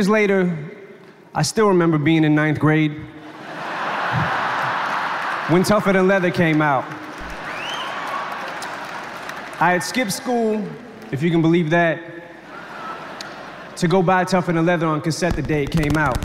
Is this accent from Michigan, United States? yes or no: yes; Detroit, Michigan, United States; when I was a kid growing up in Detroit